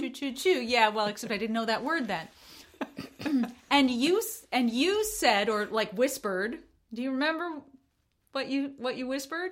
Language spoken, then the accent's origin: English; United States; as an American